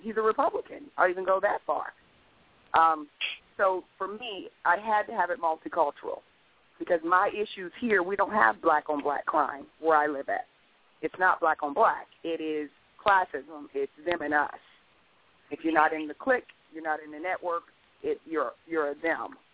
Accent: Columbus, Ohio, United States; now in Stafford County, Virginia, United States; I'm from Columbus, Ohio

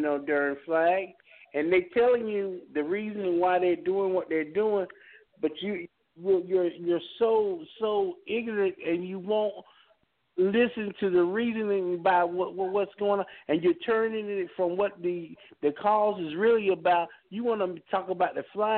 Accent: United States; I am an American

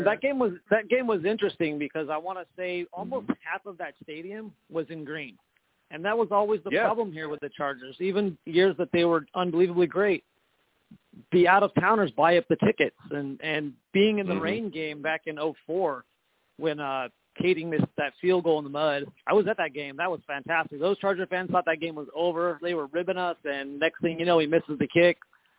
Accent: Northern California, United States; now in San Diego, United States; I'm actually from the Northern California area

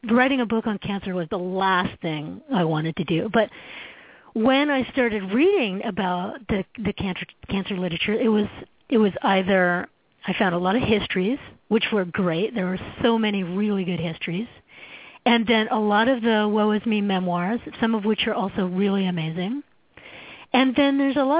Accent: Canada; moved away as an adult; now in United States; as a Canadian, I came down to the States in the 1990s

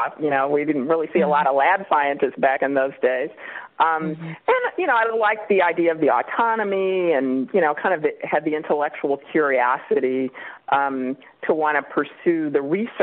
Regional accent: Kansas City, Kansas, United States; moved away as an adult; also born or lived in Illinois / North Carolina / Richmond, Virginia; now in California, United States; I'm from Kansas City, Kansas, originally

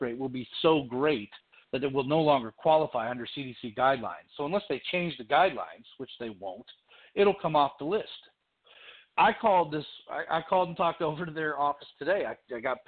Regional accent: Chicago, Illinois, United States; now in North Augusta, United States; I'm originally from Chicago

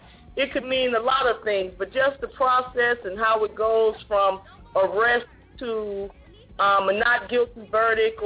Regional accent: Ohio, United States; now in Georgia, United States; I'm originally from Ohio

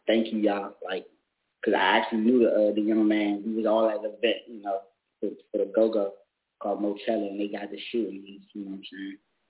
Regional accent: Washington, District of Columbia, United States; I'm from Washington, D.C., southeast side

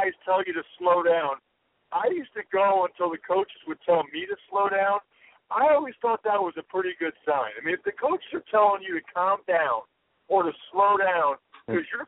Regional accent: Reading, Pennsylvania, United States; my hometown of Reading, Pennsylvania

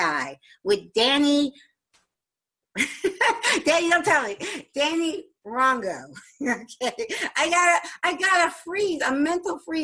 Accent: New Jersey, United States; Jersey, my home state

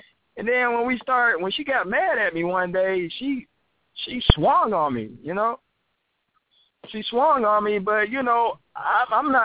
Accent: Atlanta, Georgia, United States; I'm from Atlanta

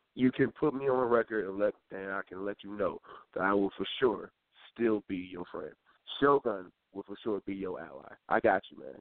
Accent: Detroit, Michigan, United States; also born or lived in Elyria, Ohio; moved up to uh, Detroit, Michigan, where I'm home. Well, that's my hometown

